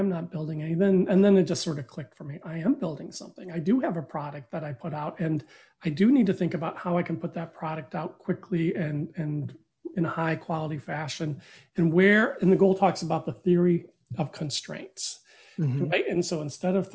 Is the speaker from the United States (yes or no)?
yes; Flint, Michigan, United States; I grew up in Flint, Michigan